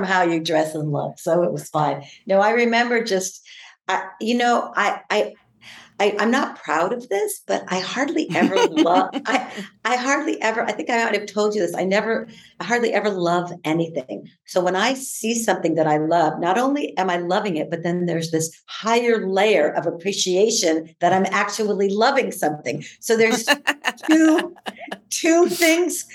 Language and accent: English; San Diego, California, United States; I grew up in Southeast San Diego